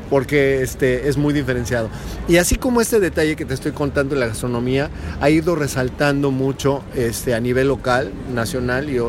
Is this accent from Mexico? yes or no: yes; Mexico; Yo como mexicano me siento muy bien en entrar y ver un México moderno